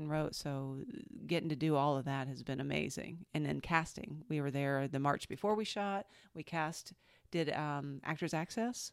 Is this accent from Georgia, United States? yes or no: yes; Georgia, United States; moved away as an adult; also born or lived in Los Angeles / Seattle; I grew up in Georgia